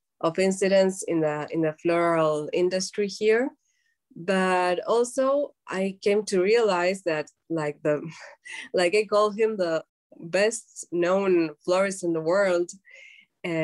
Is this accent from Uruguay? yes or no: yes; Uruguay; we're from Uruguay